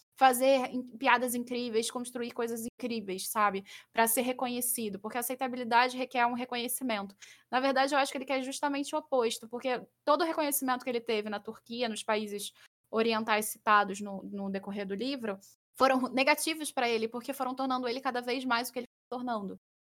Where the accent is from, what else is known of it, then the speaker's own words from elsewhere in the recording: Rio de Janeiro, Brazil; eu sou carioca